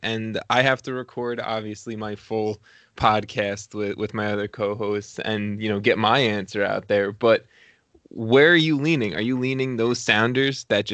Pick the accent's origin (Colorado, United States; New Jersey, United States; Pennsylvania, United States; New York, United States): New York, United States; Long Island; I'm from Long Island.